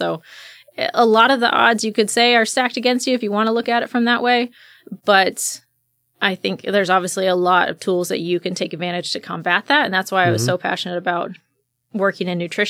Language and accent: English; Lakenheath, East of England, United Kingdom; my family, I was born and raised in England. So we were only on two bases. The first one I was born at closed after about a year. And then we moved to RAF Lakenheath. And I was there pretty much my entire life.